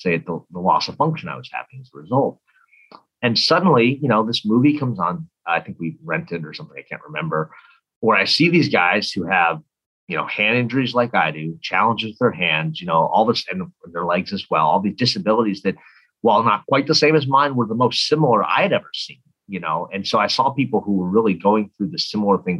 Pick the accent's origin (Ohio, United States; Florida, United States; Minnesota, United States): Minnesota, United States; Minneapolis; So I grew up, I'm from Minnesota, from Minneapolis. And so I grew up there